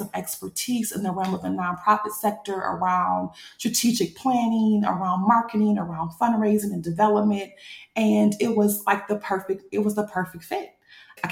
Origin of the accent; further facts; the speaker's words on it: Battle Creek, Michigan, United States; I'm a brand new fundraiser for a nonprofit in my hometown, Battle Creek, Michigan